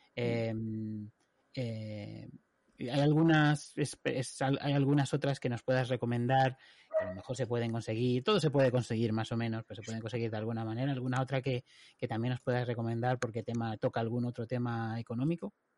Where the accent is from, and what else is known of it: Spain; now in United Kingdom